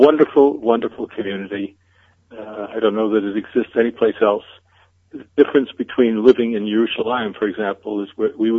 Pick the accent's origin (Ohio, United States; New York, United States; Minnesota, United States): New York, United States; New York City; born or raised there; moved away as an adult; now in Beit Shemesh, Israel